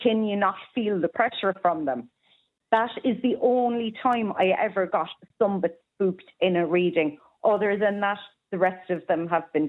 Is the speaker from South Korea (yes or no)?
no; Cork, County Cork, Ireland; I'm from Cork, boy.